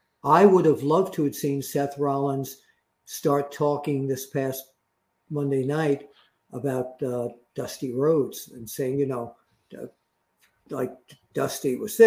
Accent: Ireland; Do you know I'm from Ireland?

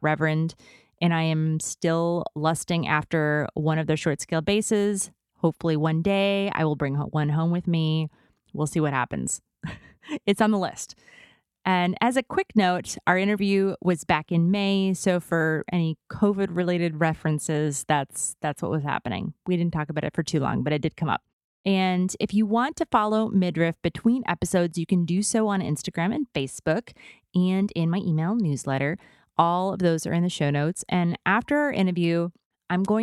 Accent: Midwest, United States; as a Midwesterner

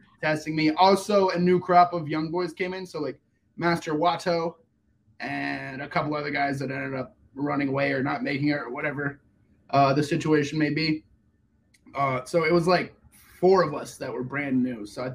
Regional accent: Peachtree City, Georgia, United States; born or raised there; also born or lived in Germany / Atlanta, Georgia

